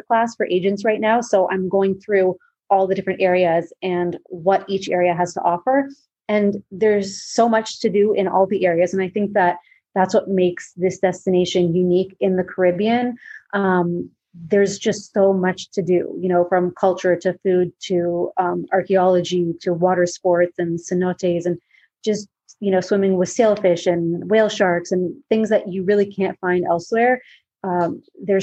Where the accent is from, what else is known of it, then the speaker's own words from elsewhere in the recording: Toronto, Ontario, Canada; moved away as an adult; now in Mexico; I'm from Toronto, but like you said, living in Mexico